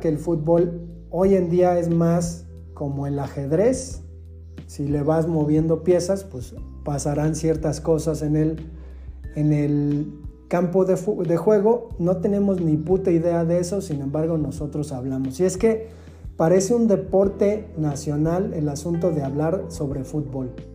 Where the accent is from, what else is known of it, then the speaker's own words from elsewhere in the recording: Mexico; en México nosotros decimos, le voy a el Pumas